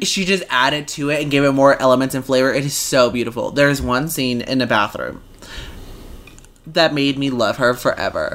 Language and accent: English; Mexico; moved away; the neighborhood that I grew up in in Mexico